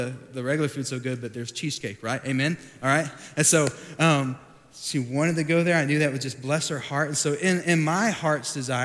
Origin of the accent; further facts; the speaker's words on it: Sweetwater, Texas, United States; moved away as an adult; also born or lived in Dallas, Texas; I grew up in Sweetwater, Texas, has about 11,000 people